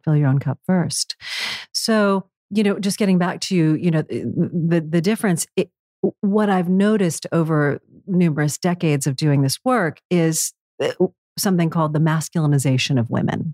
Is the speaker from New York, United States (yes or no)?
yes; New York City, New York, United States; New York City, again, my hometown, very masculine